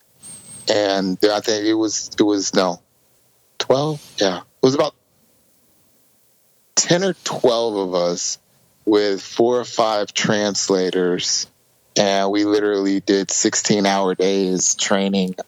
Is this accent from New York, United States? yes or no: no; Houston, Texas, United States; also born or lived in California / Philippines; I am 44 years old and grew up in Houston, Texas, in the United States.